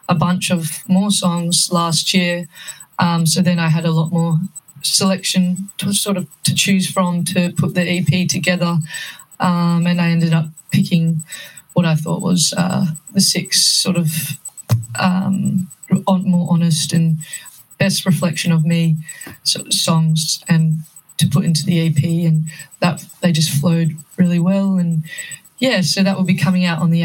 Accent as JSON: {"language": "English", "town": "Perth", "region": "Western Australia", "country": "Australia", "moved": "as an adult", "lives_now": "Melbourne, Australia", "said": "I went back home to Perth because I'm originally from Perth"}